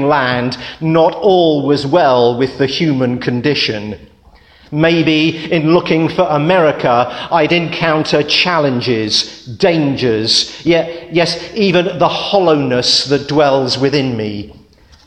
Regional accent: United Kingdom; When I was a child growing up outside London

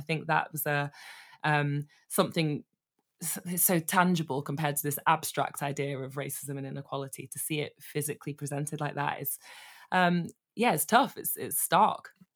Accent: Manchester, North West England, United Kingdom; now in London, United Kingdom; I am a northerner living in London currently, but I grew up in Manchester

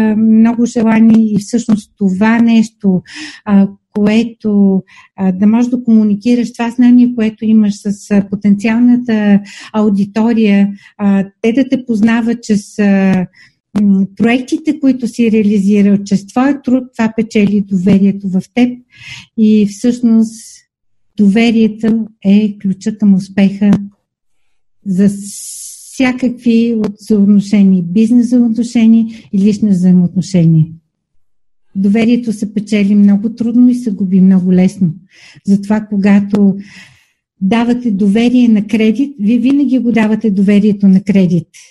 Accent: Asenovgrad, Plovdiv Province, Bulgaria; аз съм родена в Асеновград

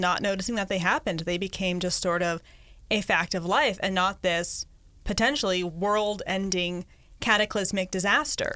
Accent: Connecticut, United States; moved away as an adult; also born or lived in Los Angeles; I grew up in Connecticut where we have rain, we have snowstorms

